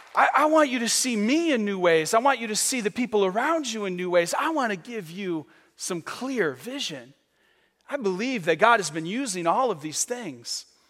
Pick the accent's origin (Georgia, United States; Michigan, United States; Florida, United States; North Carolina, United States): Michigan, United States; moved away as an adult; now in Vero Beach, United States; I'm from Michigan